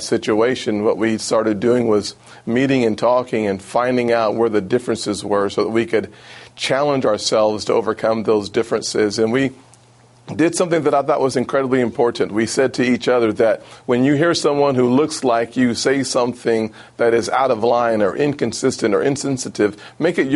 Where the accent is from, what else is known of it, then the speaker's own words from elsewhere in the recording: Charleston, South Carolina, United States; In South Carolina, here in Charleston, my hometown